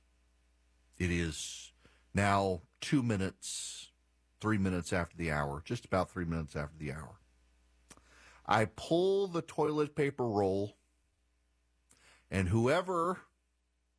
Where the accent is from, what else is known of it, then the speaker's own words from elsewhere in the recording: Louisiana, United States; I'm from Louisiana. It's great to be on the radio in my home state